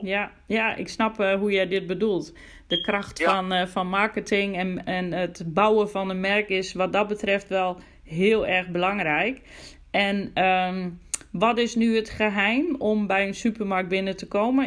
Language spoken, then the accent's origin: Dutch; Groningen, Netherlands; ik kom zelf uit Groningen, woon in Groningen